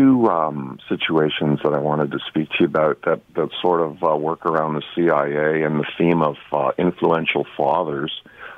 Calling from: Mississauga, Ontario, Canada; I'm from Mississauga.

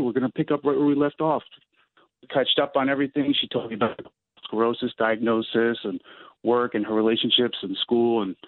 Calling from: Bud Lake, New Jersey, United States; I live in Bud Lake, New Jersey.

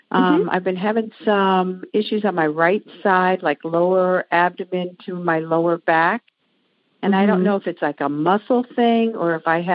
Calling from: Maryland, United States; I'm calling you from Maryland

